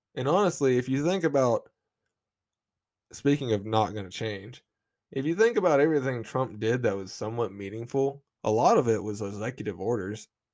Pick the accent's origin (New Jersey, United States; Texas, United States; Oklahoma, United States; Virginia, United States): Oklahoma, United States; I'm from Oklahoma. This is the South.